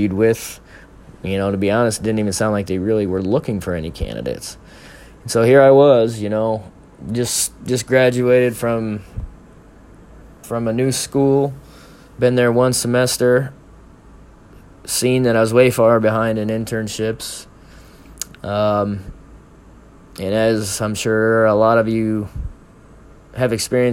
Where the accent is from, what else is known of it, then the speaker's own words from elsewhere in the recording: Omaha, Nebraska, United States; my hometown of Omaha